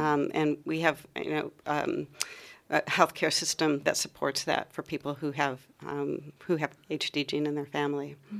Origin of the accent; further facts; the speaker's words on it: Ohio, United States; moved away as an adult; also born or lived in U.S. East Coast / U.S. West Coast; now in Melbourne, Australia; I come from Ohio, um, from uh, up near Lake Erie in Ohio